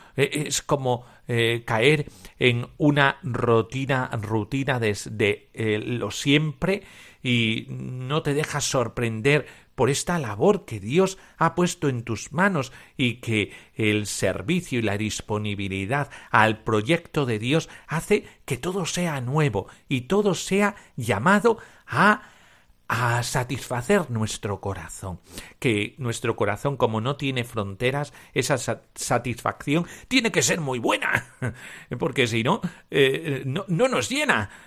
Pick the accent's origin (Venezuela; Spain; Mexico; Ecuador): Spain; Cáceres, Extremadura; Yo como soy extremeño y de Cáceres